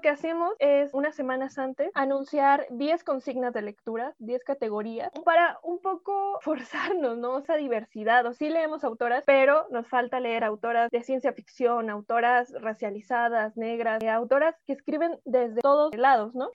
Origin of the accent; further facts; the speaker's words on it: Mexico; todas somos mexicanas, vivimos este, en diferentes lados de la República, hay otras en otros países, pero todas somos mexicanas.